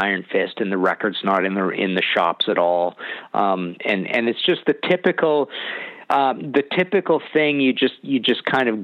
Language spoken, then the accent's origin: English; British Columbia, Canada; I'm from Canada